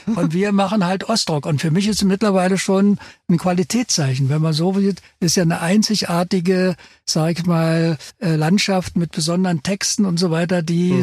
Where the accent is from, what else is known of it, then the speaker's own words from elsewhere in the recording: the East, East Germany, Germany; wir kommen aus dem Osten, da sind wir sozialisiert